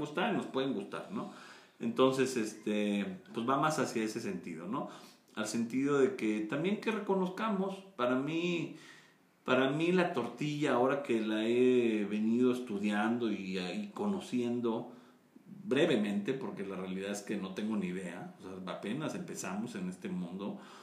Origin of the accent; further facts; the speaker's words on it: Mexico; Yo nací en México, mis padres, los dos nacieron en México, mis papás, eh, entonces bueno, pues somos mexicanos